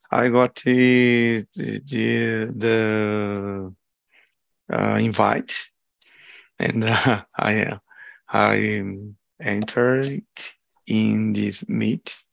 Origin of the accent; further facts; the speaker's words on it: Brazil; English is a second language; now in London, United Kingdom; I'm from Brazil